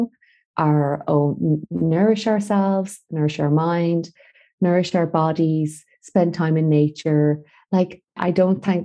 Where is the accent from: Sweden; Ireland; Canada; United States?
Ireland; Galway, Connacht; moved away as an adult; also born or lived in Dublin; I was back in Galway, my hometown